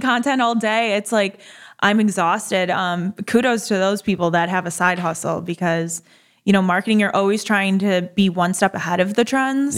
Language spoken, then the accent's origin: English; Buffalo, New York, United States; now in Delray Beach, United States; I'm from Buffalo